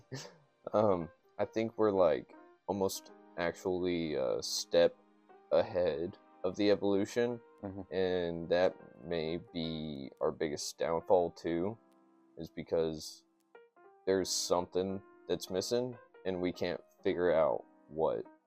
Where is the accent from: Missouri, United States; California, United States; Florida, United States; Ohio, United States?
California, United States; San Diego; I'm from San Diego